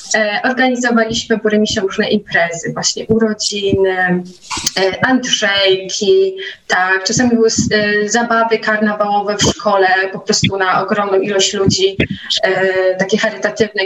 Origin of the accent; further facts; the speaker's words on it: Nowy Tomyśl, Greater Poland, Poland; w Nowym Tomyślu, skąd pochodzę i gdzie mieszkam